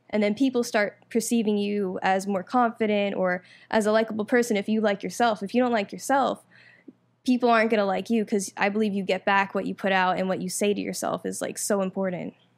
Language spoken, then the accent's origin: English; Orlando, Florida, United States; also born or lived in New York; I'm originally from New York, but I moved here, um, when I was about ten, and I moved to Orlando, um, grew up there